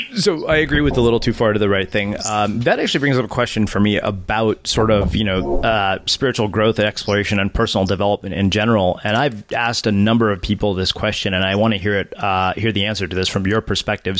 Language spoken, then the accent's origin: English; India; I'm Indian and all Indian religious traditions are time consuming